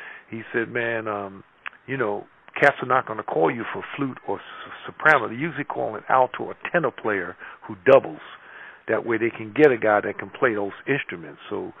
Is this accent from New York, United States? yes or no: yes; Lakeview, New York, United States; also born or lived in Bronx, New York; I grew up in Long Island. I was born in the Bronx, but we actually grew up in Long Island.